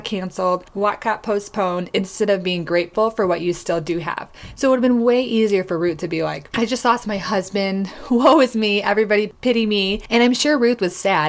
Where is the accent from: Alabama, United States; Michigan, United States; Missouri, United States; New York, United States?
Michigan, United States; moved away as an adult; also born or lived in Tulsa, Oklahoma; I grew up in Michigan